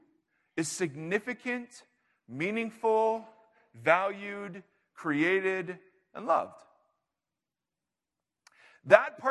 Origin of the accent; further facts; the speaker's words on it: Ohio, United States; now in California, United States; I grew up in Ohio